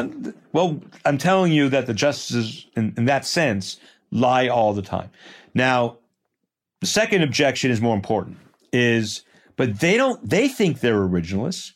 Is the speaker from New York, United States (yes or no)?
yes; Port Washington, New York, United States; I grew up in Port Washington, New York, a suburb of New York